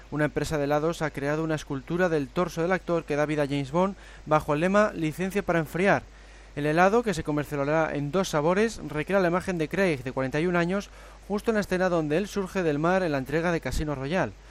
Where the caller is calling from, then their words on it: Mexico; de México.